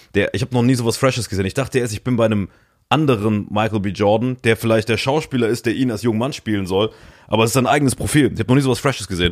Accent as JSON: {"language": "German", "area": "region around Dillinger Hütte", "region": "Saarland", "country": "Germany", "tie": "born or raised there", "said": "der größte Arbeitgeber in meiner Heimatregion"}